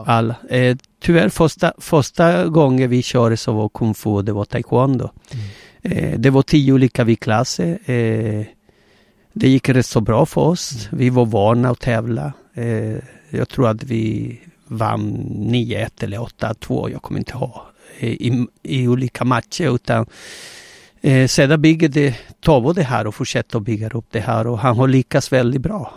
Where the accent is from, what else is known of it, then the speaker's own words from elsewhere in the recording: Gran Canaria, Canary Islands, Spain; Swedish is a second language; now in Sweden; jag är spanjor, eh, född på Gran Canaria eh, på 60-talet